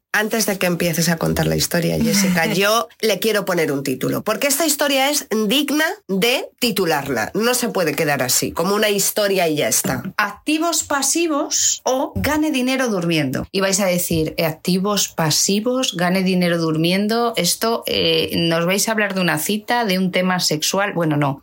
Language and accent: Spanish; Madrid, Community of Madrid, Spain; soy de Madrid